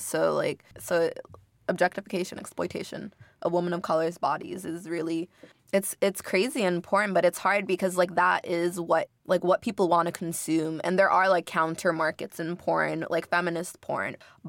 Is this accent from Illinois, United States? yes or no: no; Inglewood, California, United States; I'm from Inglewood. It's a mostly black and brown city, right?